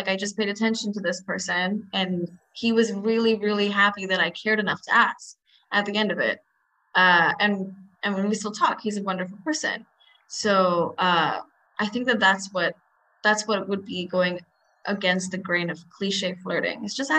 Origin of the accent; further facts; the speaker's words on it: India; Because I mean, I have brown eyes, and I'm Indian. I was surrounded by Indians most of my life.